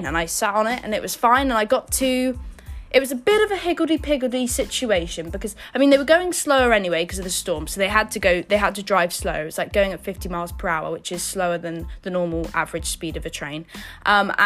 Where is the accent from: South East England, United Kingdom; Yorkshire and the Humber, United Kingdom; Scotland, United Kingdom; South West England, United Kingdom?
South West England, United Kingdom; Yeovil; moved away as an adult; now in London, United Kingdom; I travel to and from Yeovil relatively often